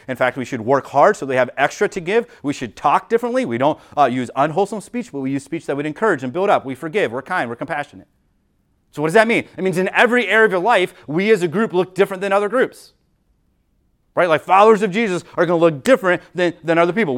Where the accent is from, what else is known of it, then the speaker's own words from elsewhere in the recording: United States; we as Americans